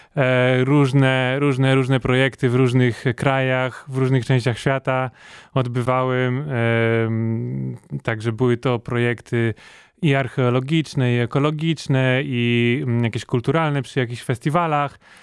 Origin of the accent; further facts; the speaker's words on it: Poland; jesteśmy jedyną osobą z Polski, która, która jest na takim projekcie